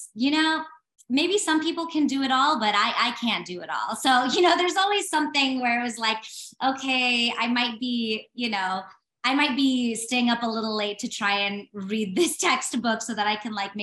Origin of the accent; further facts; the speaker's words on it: California, United States; moved away; I'm from California originally too.